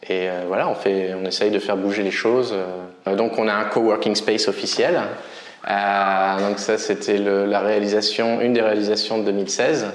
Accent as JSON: {"language": "French", "region": "Normandy", "country": "France", "moved": "yes", "lives_now": "Vietnam", "said": "je suis normand."}